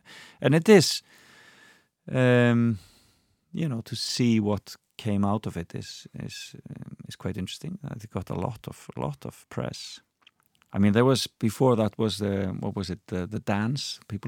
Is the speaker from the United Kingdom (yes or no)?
yes; United Kingdom; You know, as a Brit, that's just tongue in cheek, and it's just funny.